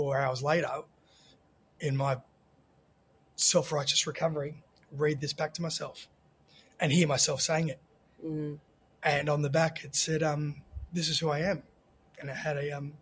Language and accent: English; Australia; moved away as an adult; also born or lived in Sydney; now in Los Angeles, United States; growing up in Australia